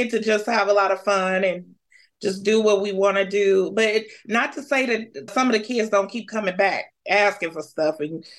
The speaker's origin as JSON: {"language": "English", "town": "Detroit", "region": "Michigan", "country": "United States", "moved": "as an adult", "lives_now": "Phoenix, United States", "said": "And I'm originally from Detroit, but I've been living in Phoenix. This will be my 16th year"}